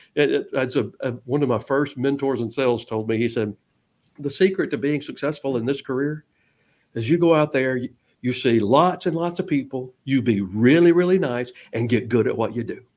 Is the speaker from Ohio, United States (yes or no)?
no; Georgia, United States; now in Texas, United States; I'm originally from Georgia